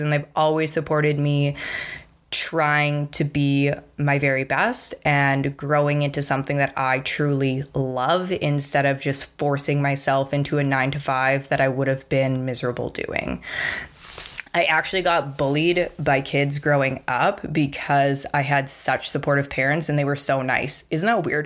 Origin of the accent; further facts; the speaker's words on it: Provost, Alberta, Canada; I grew up in Provost, Alberta